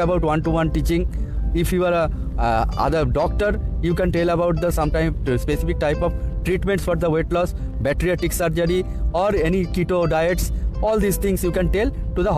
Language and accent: English; India; from India